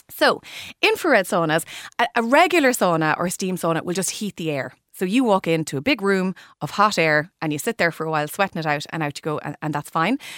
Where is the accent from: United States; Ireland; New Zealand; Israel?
Ireland; Limerick, Munster; my hometown in Limerick